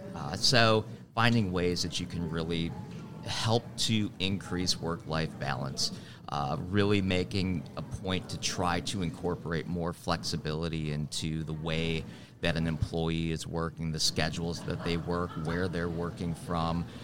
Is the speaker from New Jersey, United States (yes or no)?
no; Milwaukee, Wisconsin, United States; also born or lived in Twin Cities, Minnesota; now in Charlotte, United States; I'm from Milwaukee originally